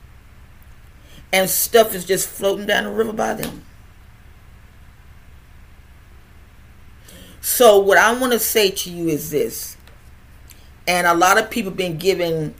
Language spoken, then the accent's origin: English; United States; me being an American